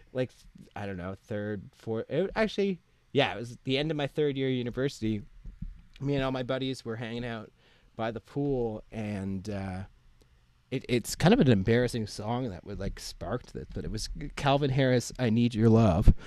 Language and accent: English; Ottawa, Ontario, Canada; moved away as an adult; now in Nova Scotia, Canada; I'm originally from Ottawa, Ontario, so mm-hmm. it's like in between Montreal and Toronto. Mm-hmm and uh, yeah, I, w- I lived there like until I was 18. Went through elementary school and high school and stuff there.